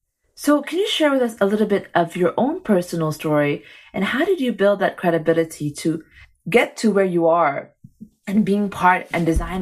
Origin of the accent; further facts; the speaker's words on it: Egypt; also born or lived in Saudi Arabia; now in Singapore; Actually, I remember as a kid when I came to Singapore, because I didn't grow up here, you know, I grew up in Egypt and Saudi Arabia.